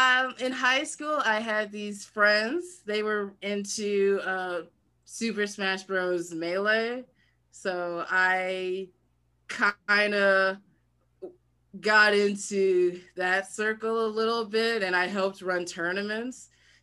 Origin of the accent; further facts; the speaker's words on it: Lithonia, Georgia, United States; Lithonia, Georgia.